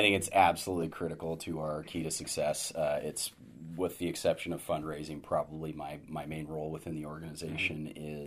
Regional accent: Sacramento, California, United States; moved away as an adult; also born or lived in Los Angeles / San Francisco; having grown up in Sacramento

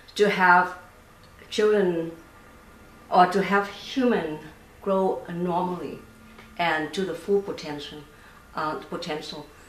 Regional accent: Vietnam; moved away; I grew up in Vietnam

